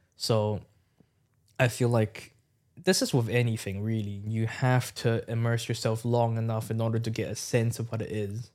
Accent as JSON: {"language": "English", "country": "Hong Kong", "moved": "as an adult", "lives_now": "United Kingdom", "said": "back at home in Hong Kong, I, I, my, I live in a small village as well."}